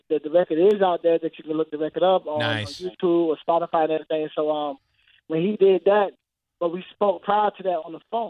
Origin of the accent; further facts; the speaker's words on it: St. Petersburg, Florida, United States; I'm born and raised in St. Petersburg, Florida